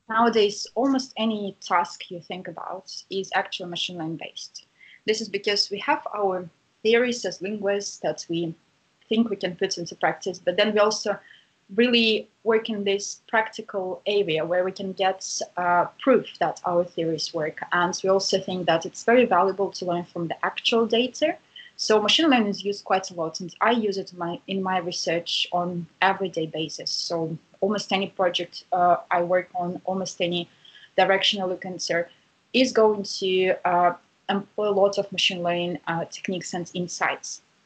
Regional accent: Saint Petersburg, Russia; now in Cambridge, United Kingdom; I'm originally from Russia, from St. Petersburg, uh, and currently I'm based in Cambridge in the uh, UK

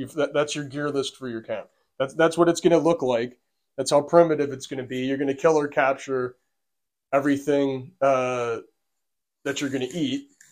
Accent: United States; accent: American; also born or lived in Buffalo Niagara Region, New York; we're American from our accent

